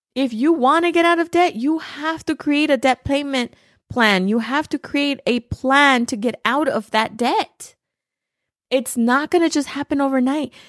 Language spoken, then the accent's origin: English; Los Angeles, California, United States; moved away as an adult; now in Arizona, United States; I was born and raised in East L